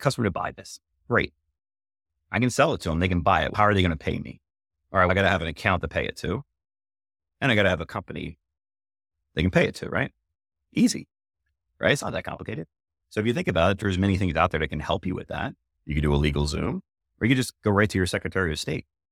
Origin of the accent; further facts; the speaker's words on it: Philadelphia, Pennsylvania, United States; now in New Hampshire, United States; we're from Philly originally